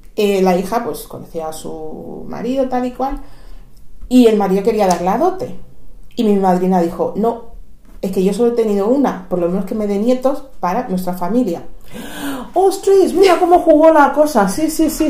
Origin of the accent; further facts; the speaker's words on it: Equatorial Guinea; now in Spain; soy de Guinea Ecuatorial